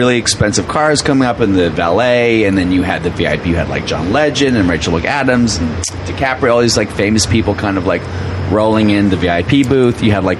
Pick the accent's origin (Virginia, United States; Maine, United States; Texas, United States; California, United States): Virginia, United States; Alexandria; moved away; also born or lived in New York; So I grew up in Northern Virginia.